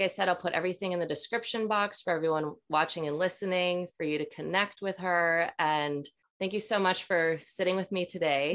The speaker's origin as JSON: {"language": "English", "town": "Maple Grove", "region": "Minnesota", "country": "United States", "tie": "born or raised there", "also_born_or_lived": "Ely, Minnesota", "said": "when I was six, my parents moved to Maple Grove right outside of Minneapolis"}